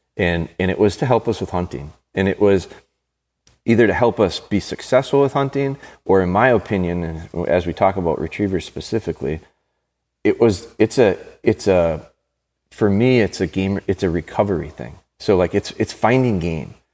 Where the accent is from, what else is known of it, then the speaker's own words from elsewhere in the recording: Green Bay, Wisconsin, United States; my hometown, Green Bay